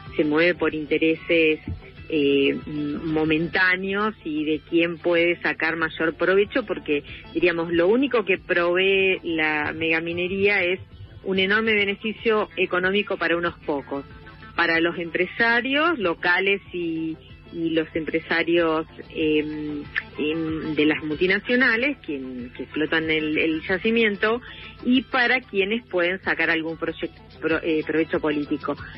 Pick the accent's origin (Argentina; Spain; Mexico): Argentina; Rosario, Santa Fe; moved away as an adult; now in Esquel, Argentina; yo vivo en Esquiel desde el año 86, soy rosarina, me vine a vivir acá